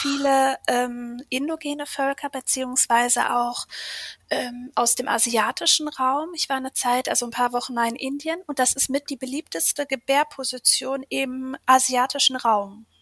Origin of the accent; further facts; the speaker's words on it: Ruhr area, near Dortmund, North Rhine-Westphalia, Germany; moved away as an adult; ich komme aus dem Ruhrgebiet in der Nähe von Dortmund.